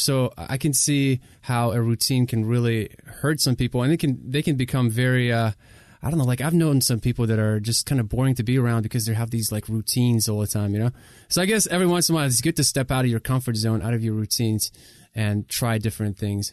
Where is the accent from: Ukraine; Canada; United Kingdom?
Ukraine; English is a second language; also born or lived in Southern United States; now in United States; I come from Ukraine, moved here as a refugee, didn't speak the language in 2000. That's when we moved to the states